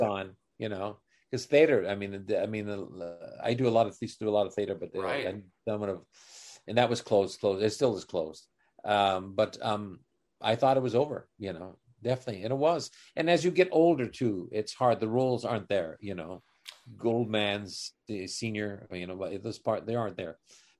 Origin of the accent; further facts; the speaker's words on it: Canada; as a Canadian